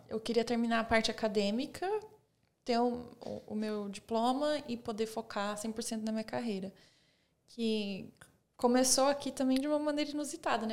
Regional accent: Osasco, São Paulo, Brazil; moved away; also born or lived in Bulgaria / Texas, United States; Porque a cidade pequena, vim de São Paulo

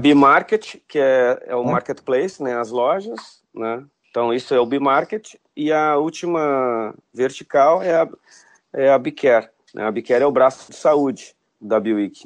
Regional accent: Porto Alegre, Rio Grande do Sul, Brazil; nasci em Porto Alegre né, me formei em engenharia na, na, na, Universidade Federal

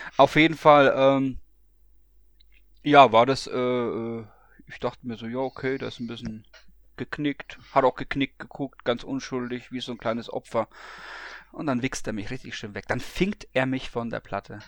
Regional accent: Bamberg, Bavaria, Germany; moved away; in meiner alten Heimat als ähm, gebürtiger Bamberger

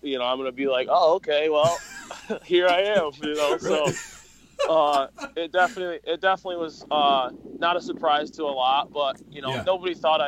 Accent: Hesperia, Michigan, United States; I grew up in a small town, kind of. It's called Hesperia

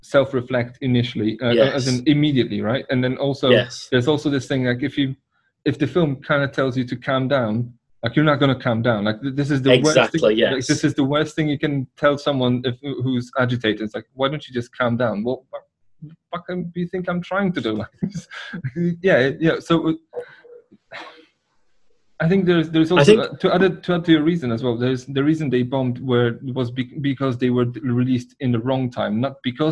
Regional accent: 10 miles south of Oświęcim, Lesser Poland, Poland; moved away; I was born in Poland, like 10 miles south from Oświęcim

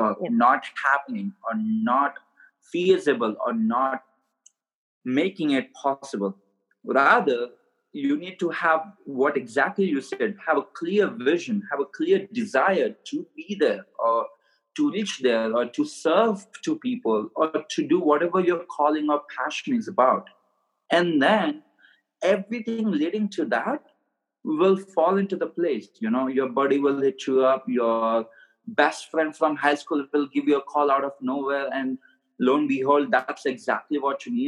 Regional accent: India; moved away as an adult; now in Scottsdale, United States; I was born and raised in India, so I have an accent

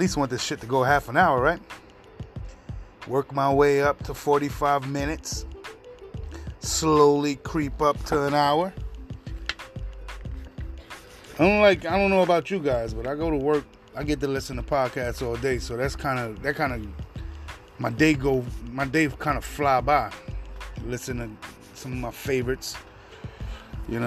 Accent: New York City, New York, United States; moved away as an adult; now in Upstate New York, United States; Born and raised in Queens, New York. Far Rockaway, to be exact.

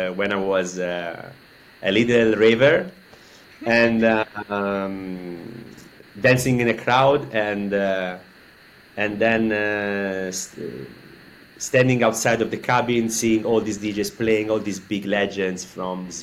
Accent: Florence, Tuscany, Italy; moved away as an adult; now in Barcelona, Spain; I'm coming from Florence in Italy. I left Florence a few years ago

